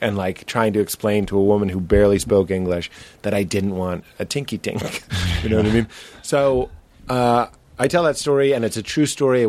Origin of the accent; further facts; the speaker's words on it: United States; I'm an American.